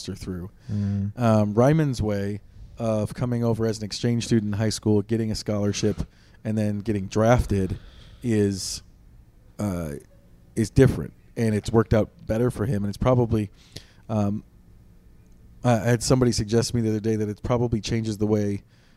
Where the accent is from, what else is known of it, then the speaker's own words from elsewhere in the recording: Wisconsin, United States; I'm from Wisconsin